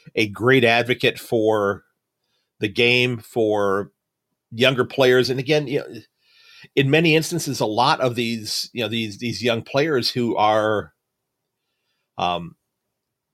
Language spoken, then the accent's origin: English; United States; I'm an American